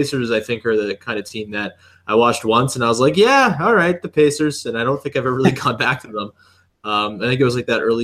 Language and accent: English; Canada; accent: Canadian; my Canadian accent